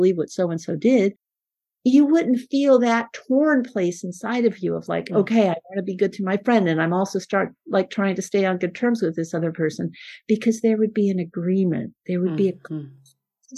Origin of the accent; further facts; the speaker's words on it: Peru; first language Spanish; English is a second language; moved away; I was born in Peru. My Spanish is my first language.